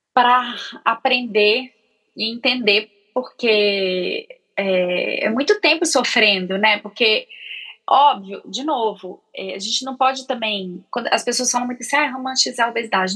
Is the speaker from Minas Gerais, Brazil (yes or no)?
yes; Belo Horizonte, Minas Gerais, Brazil; moved away as an adult; now in São Paulo, Brazil; quando eu mudei para São Paulo, porque eu sou de Belo Horizonte